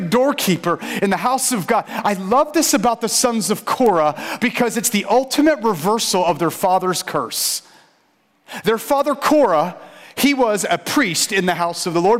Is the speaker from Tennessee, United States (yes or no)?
no; St. Petersburg, Florida, United States; I grew up in St. Pete